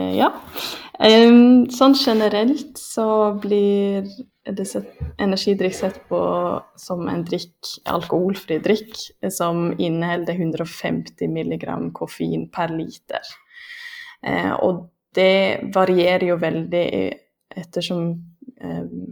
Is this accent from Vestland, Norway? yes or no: yes; Lærdal, Vestland, Norway; now in Lillehammer, Norway; Jeg er fra Lærdal